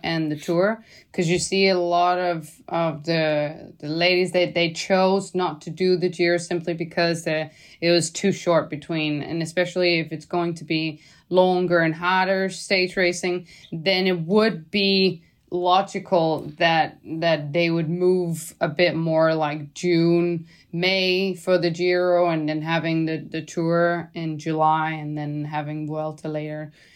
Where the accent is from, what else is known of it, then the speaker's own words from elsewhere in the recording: Denmark; now in Girona, Spain; I'm from Denmark